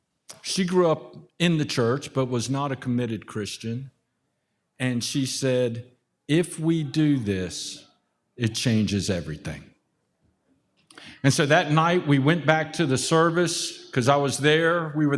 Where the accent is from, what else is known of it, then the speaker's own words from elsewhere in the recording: Germany; born there; I was born in Germany. My dad was military. My mom's German.